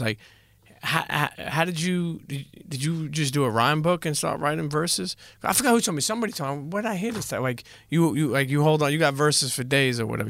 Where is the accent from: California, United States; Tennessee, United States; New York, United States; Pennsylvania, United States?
New York, United States; New York City; I grew up in Coney Island, and then I grew up in Bensonhurst, so I grew up in best of both worlds.